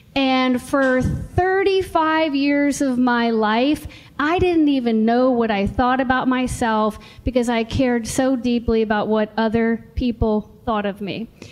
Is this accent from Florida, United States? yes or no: no; Richmond, Virginia, United States; I was born and raised in Richmond, Virginia, and I love Richmond, Virginia.